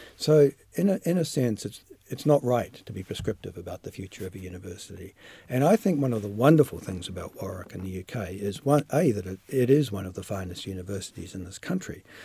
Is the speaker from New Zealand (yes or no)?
yes; New Zealand; moved away as an adult; also born or lived in United Kingdom